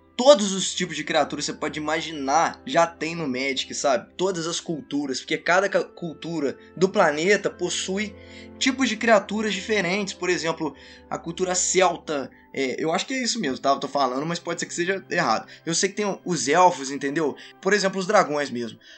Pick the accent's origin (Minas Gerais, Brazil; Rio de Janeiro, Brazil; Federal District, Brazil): Minas Gerais, Brazil; also born or lived in Juiz de Fora; sou de Minas Gerais, eu moro em Juiz Fora